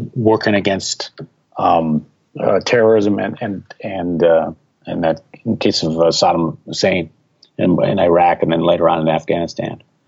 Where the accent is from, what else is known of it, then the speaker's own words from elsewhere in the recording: Milwaukee, Wisconsin, United States; moved away as an adult; I was living in Milwaukee, Wisconsin. That's my hometown